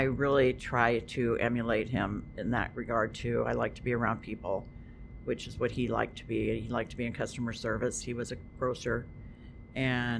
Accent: Portland, Oregon, United States; moved away; also born or lived in Canby, Oregon / Westport, Washington; I went to high school in Portland, though, Portland, Oregon. Spent most of my life in Portland, Oregon.

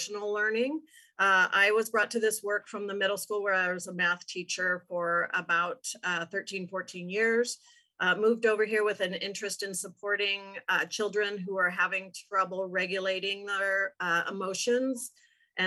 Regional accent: Portland, Oregon, United States; moved away as an adult; now in Clatsop County, United States; I have been in Clatsop County after growing up in the Portland area since 1995.

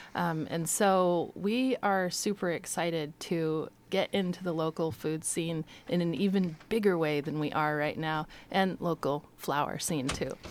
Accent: Astoria, Oregon, United States; I grew up in Astoria.

